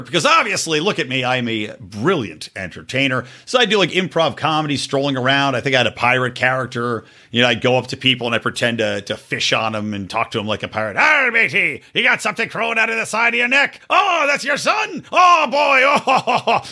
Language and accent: English; Yardley, Pennsylvania, United States; I grew up in Yardley, Pennsylvania